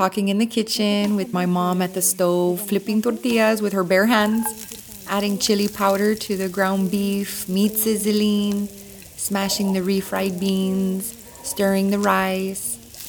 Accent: Robstown, Texas, United States; I'm a comedian from Robstown, Texas.

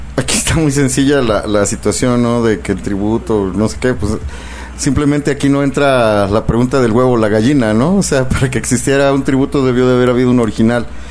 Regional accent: Mexico; nosotros como mexicanos

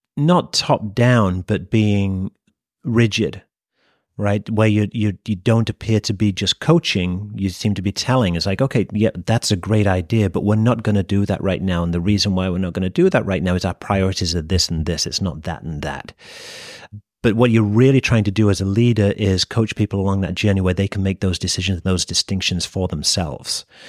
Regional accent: United Kingdom; moved away as an adult; also born or lived in Japan; As you can probably tell from my accent, I'm, I'm from the U K originally. born, raised, and educated there, but never actually worked there

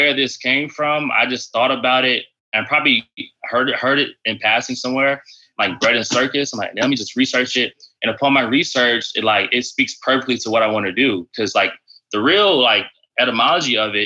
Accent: Orlando, Florida, United States; moved away as an adult; now in Washington, D.C., United States; I'm from Orlando, Florida. So like, actually, like I'm saying, grew up like right down the street from Disney.

